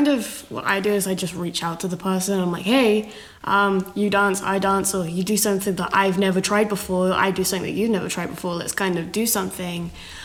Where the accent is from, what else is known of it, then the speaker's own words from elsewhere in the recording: United Kingdom; now in Canada; because I'm British in Canada